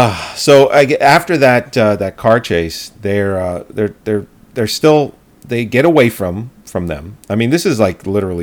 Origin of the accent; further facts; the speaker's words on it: Belleville, United States; also born or lived in Bluefield; the house I grew up in Belleville before I moved to the house in Bluefield